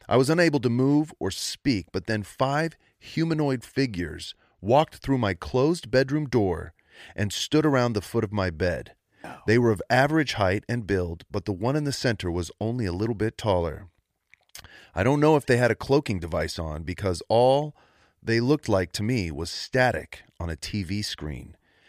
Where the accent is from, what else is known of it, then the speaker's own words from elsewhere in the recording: Roswell, New Mexico, United States; now in Georgia, United States; I was born and raised in Roswell, New Mexico.